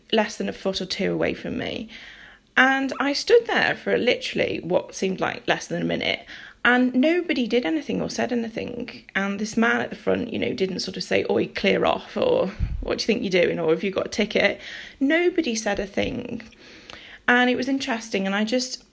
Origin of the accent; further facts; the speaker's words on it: near Liverpool, North West England, United Kingdom; I'm from near Liverpool.